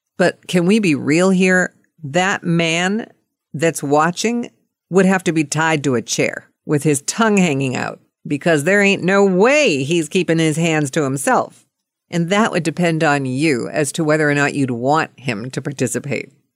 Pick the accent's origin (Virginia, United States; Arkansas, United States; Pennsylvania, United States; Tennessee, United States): Pennsylvania, United States; Pittsburgh; moved away; from Pittsburgh, and that was my hometown